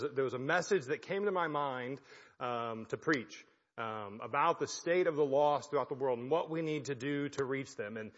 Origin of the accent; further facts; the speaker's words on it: Belton, United States; moved away as an adult; now in Ireland; I grew up in Belton and I had no idea this church existed, just like right down the road